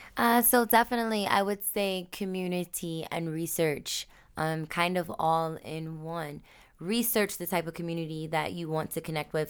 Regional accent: United States; I may be black American

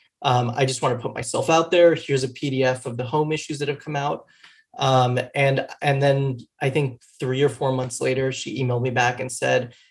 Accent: Miami, Florida, United States; now in New York, United States; I grew up in Miami

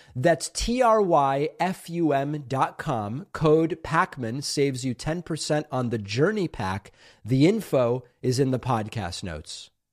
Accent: New England, United States; I grew up in New England

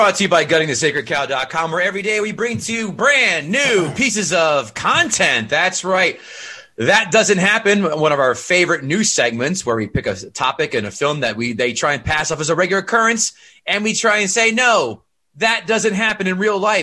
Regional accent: New Jersey, United States; We grew up in Jersey

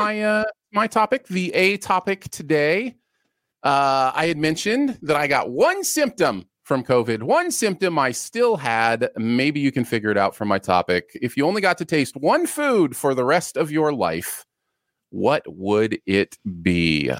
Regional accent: Michigan, United States; also born or lived in Ohio; I grew up a lot in Michigan, um, and lived a lot in Michigan

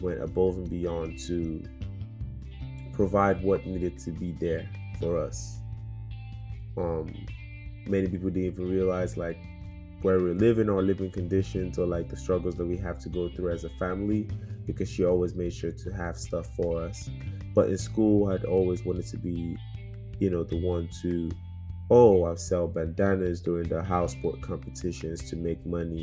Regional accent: Lagos, Nigeria; moved away as an adult; now in United States; growing up in Lagos, Nigeria, Surulere

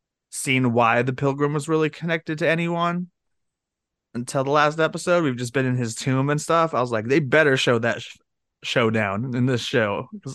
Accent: Ireland; I'm Irish.

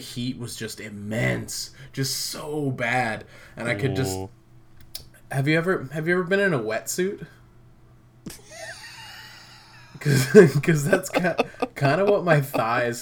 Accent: West Coast, United States; I'm your host that was born and raised on the West Coast

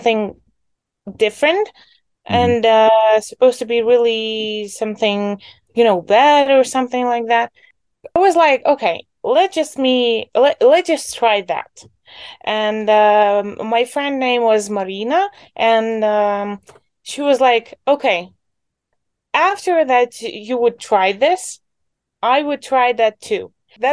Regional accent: Poltava Oblast, Ukraine; I grew up in the Poltava region. That's basically the center of Ukraine.

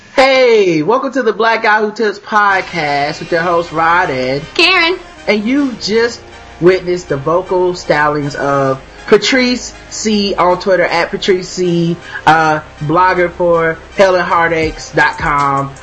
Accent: the South, United States; I'm from the South, so people might think I'm saying right ask

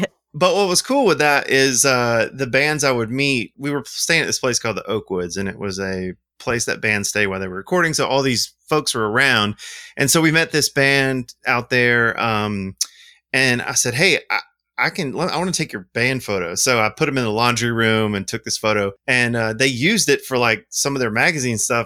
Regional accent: Montgomery, Alabama, United States; I'm from Montgomery, Alabama, and I own a film lab called Indie Film Lab

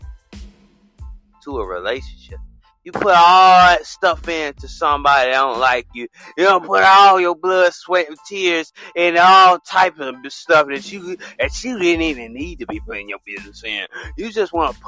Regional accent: the South, United States

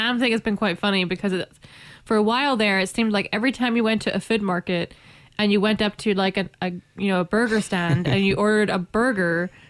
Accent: Ireland; are you trying to imply that because I'm Irish, the stereotype that I must love potatoes is true?

